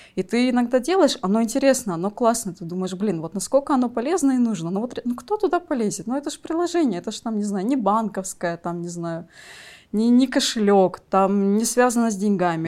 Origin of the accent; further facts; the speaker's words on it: Magadan, Magadan Oblast, Russia; moved away; also born or lived in Krasnodar / Saint Petersburg; я родилась в Магадане, но долго-долго перебиралась